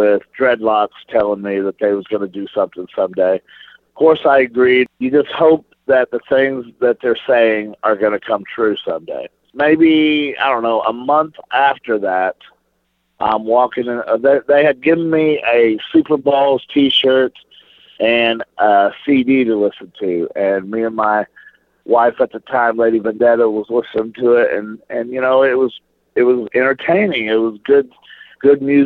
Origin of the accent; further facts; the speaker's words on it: Flora, Illinois, United States; I'm a small town kid, you could look it up. I'm from Flora, Illinois, a town of 5,080 people